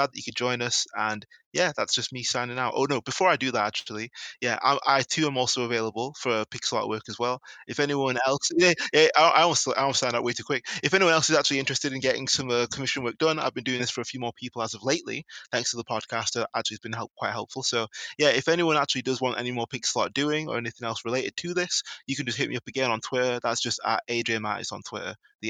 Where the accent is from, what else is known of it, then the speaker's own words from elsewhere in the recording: Manchester, North West England, United Kingdom; I'm from Manchester, England